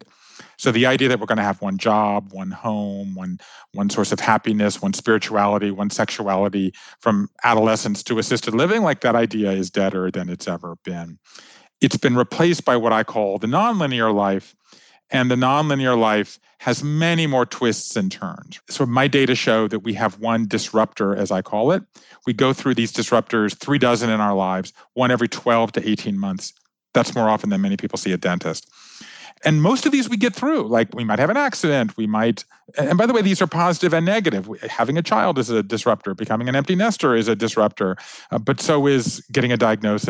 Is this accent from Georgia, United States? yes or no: yes; Georgia, United States; moved away as an adult; also born or lived in Japan; I grew up in Georgia.